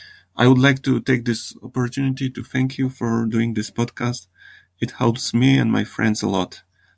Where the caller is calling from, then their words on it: Poland; English is a second language; Hi, Ollie. I'm … from Poland, and I'm learning English.